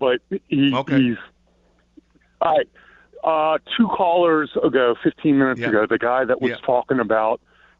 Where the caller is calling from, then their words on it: Montgomery County, Maryland, United States; I'm calling from Montgomery County